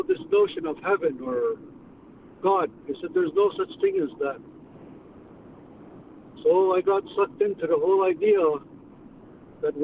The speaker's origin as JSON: {"language": "English", "town": "Kahnawake", "region": "Quebec", "country": "Canada", "also_born_or_lived": "Connecticut", "said": "from Kanawà. I wasn't born there"}